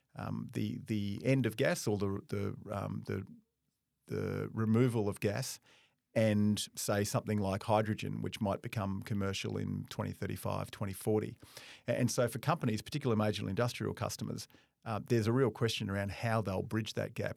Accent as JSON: {"language": "English", "town": "Darwin", "region": "Northern Territory", "country": "Australia", "moved": "yes", "said": "I'm from Darwin originally"}